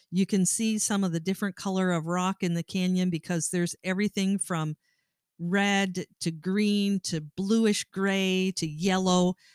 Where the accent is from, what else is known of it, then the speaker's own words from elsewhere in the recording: Great Lakes area, Midwest, United States; we come from the Midwest and we come from the Great Lakes area